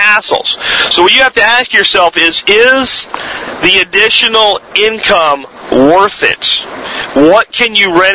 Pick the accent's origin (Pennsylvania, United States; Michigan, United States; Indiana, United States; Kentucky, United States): Pennsylvania, United States; Pottsville; moved away; where I grew up in Pottsville